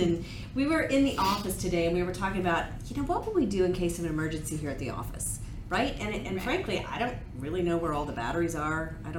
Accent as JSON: {"language": "English", "town": "Kansas City", "region": "Missouri", "country": "United States", "also_born_or_lived": "Dallas, Texas", "moved": "yes", "lives_now": "Houston, United States", "said": "I'm from Kansas City, Missouri, so I get tornadoes"}